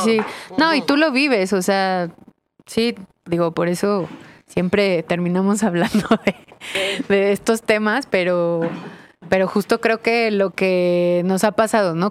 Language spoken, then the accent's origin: Spanish; Mexico